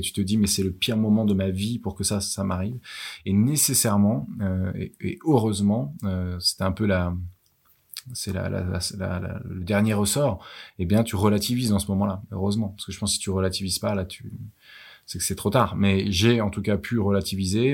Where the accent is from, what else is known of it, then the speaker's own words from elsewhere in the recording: Versailles, Île-de-France, France; also born or lived in Lille; J'ai grandi à Versailles